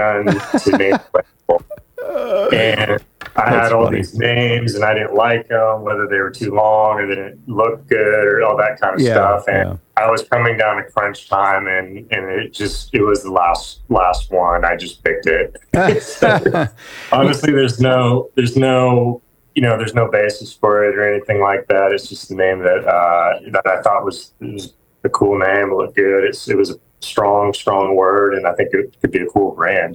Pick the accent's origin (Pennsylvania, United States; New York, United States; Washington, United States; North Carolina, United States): Washington, United States; Seattle; moved away as an adult; now in Nashville, United States; I'm actually from the Seattle area.